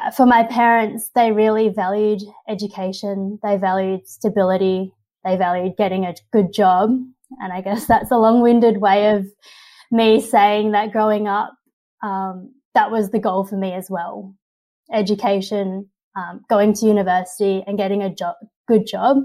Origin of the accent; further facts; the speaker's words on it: Australia; my parents were first generation immigrants from China. They came here in their mid-20s